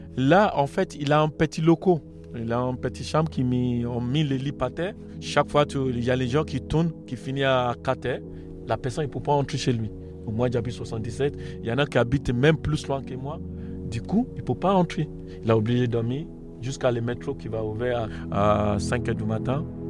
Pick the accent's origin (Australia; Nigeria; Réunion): Nigeria; French is a second language; moved away as an adult; now in France; Je suis origine d'Afrique, euh, Afrique d'Ouest, on préside Nigeria